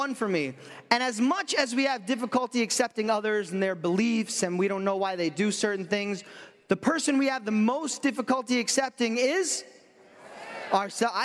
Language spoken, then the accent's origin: English; New York, United States; I'm from New York